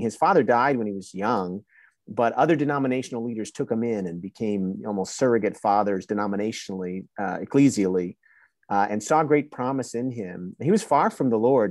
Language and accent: English; New Jersey, United States; now in Waco, United States; I was born and raised in New Jersey, but had a Honduran family